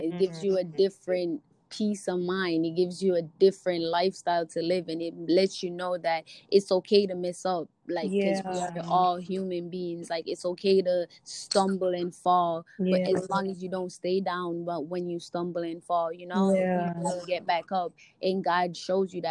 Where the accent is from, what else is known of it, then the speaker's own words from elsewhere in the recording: Jamaica; I grew up in a Christian home. I grew up in Jamaica.